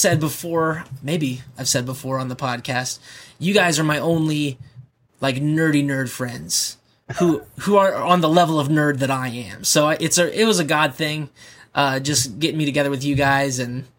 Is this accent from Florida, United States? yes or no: no; Virginia, United States; So, I'm actually born and raised in Virginia.